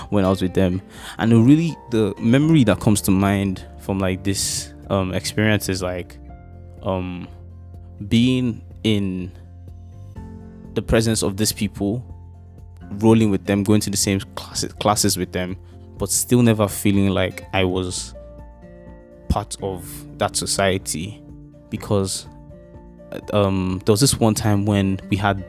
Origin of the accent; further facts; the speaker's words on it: Lagos, Nigeria; I grew up in Okota Agopalasue in Lagos, which is like a part of like Lagos, Nigeria